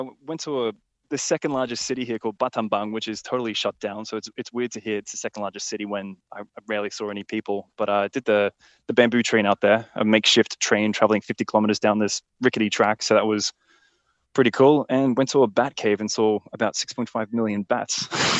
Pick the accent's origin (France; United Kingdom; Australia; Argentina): Australia; Brisbane, Queensland; From Brisbane, Australia.